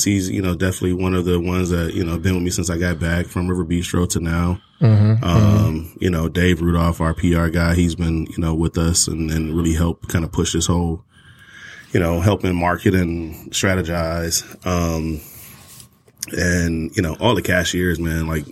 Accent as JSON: {"language": "English", "town": "Detroit", "region": "Michigan", "country": "United States", "tie": "born or raised there", "moved": "as an adult", "said": "growing up in Detroit, we had a backyard with a farm already"}